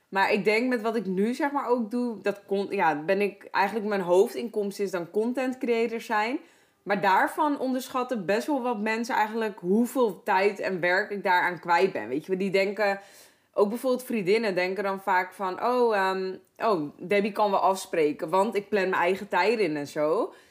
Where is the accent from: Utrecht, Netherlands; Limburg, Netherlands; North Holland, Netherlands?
North Holland, Netherlands; Heerhugowaard; ik kom uit Herengewaard vandaan